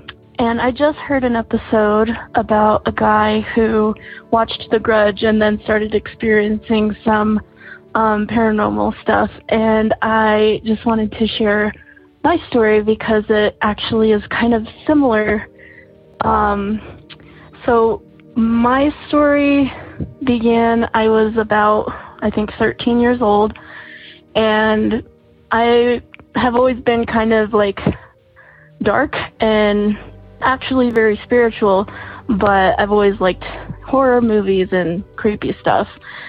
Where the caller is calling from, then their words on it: Santa Fe, New Mexico, United States; I'm calling from Santa Fe, New Mexico.